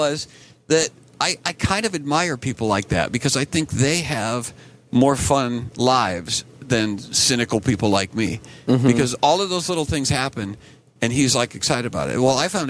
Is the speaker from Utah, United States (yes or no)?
yes; Utah, United States; And we're from Utah. And, you know, things happen, you know, small town in Utah, but we still have stuff that happens.